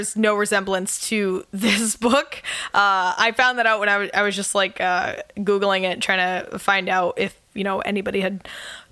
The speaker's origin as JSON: {"language": "English", "region": "Massachusetts", "country": "United States", "also_born_or_lived": "Boston", "said": "I'm from Massachusetts, but I lived in Boston for 10 years"}